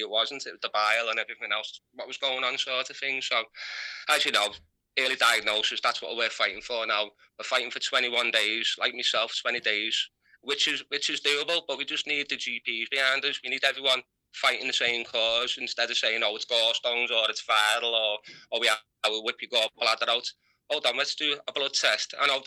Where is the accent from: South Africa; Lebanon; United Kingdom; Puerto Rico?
United Kingdom; from Heighton